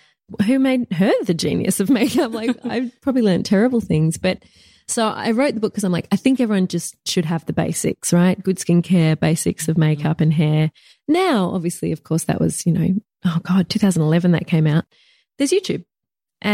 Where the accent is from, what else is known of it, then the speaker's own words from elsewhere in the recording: Bundanoon, New South Wales, Australia; now in Melbourne, Australia; Perfect. It's tiny. It's small. It's in the bush.